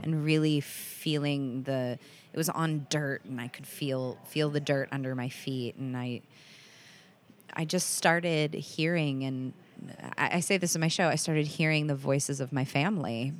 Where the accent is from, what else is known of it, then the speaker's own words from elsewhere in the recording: United States; I'm the only one who grew up here